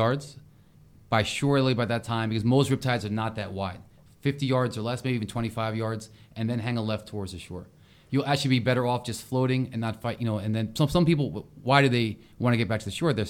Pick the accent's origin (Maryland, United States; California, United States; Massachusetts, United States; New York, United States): Maryland, United States; Ocean City; And I grew up near Ocean City, Maryland. So I'm going to give a little shout out to my old hometown.